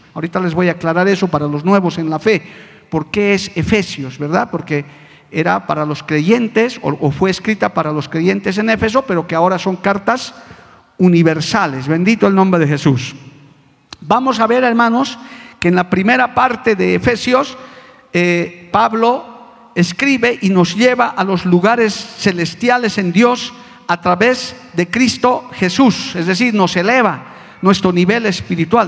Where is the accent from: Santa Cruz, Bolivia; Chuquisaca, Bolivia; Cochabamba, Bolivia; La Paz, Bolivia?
La Paz, Bolivia; Como decían en mi tierra paseña